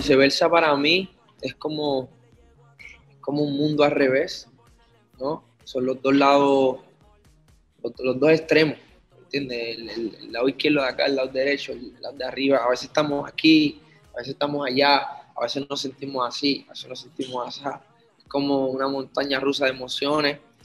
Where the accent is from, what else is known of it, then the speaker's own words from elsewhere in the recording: Puerto Rico; Obviamente yo nací en Puerto Rico y me crié en Puerto Rico con mi familia